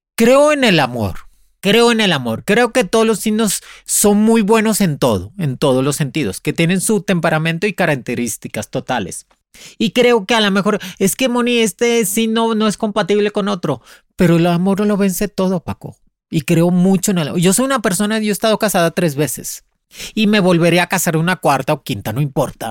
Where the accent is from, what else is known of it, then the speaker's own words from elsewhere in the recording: Boyeros, near Havana, Cuba; moved away as an adult; also born or lived in Spain; Yo salí de Cuba en el 99. Me salí para España. Yo soy este, de madre cubana y padre mexicano, nacida en Cuba, en Boyeros, cerca de La Habana